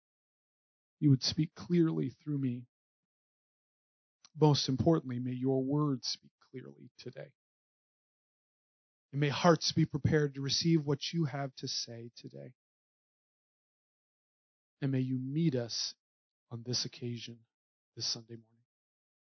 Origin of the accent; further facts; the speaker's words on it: Northern Indiana, United States; moved away as an adult; also born or lived in Springfield, Missouri / Illinois; I grew up in Northern Indiana, and it was the first time in my life I was called a Yankee.